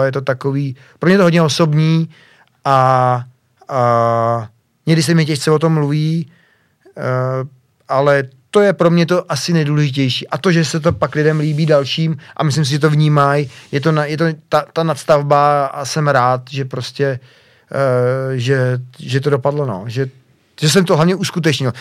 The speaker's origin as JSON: {"language": "Czech", "country": "Czechia", "said": "jsem hrdý Čech"}